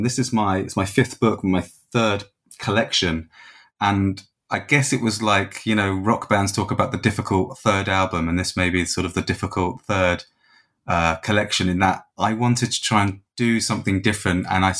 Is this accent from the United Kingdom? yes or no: yes; England, United Kingdom; now in Dublin, Ireland; So as you said, I'm living in Dublin. I'm from England originally, but I've been here sort of more than half my life now